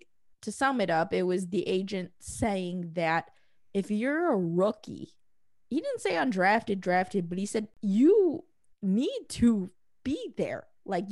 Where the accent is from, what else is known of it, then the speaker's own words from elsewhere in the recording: Indiana, United States; also born or lived in Michigan; I'm from Indiana